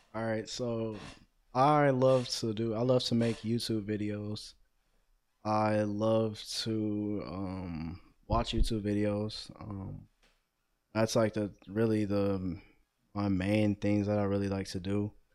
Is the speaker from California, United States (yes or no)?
no; Cleveland, Ohio, United States; I'm 18 years old, born and raised in Cleveland, Ohio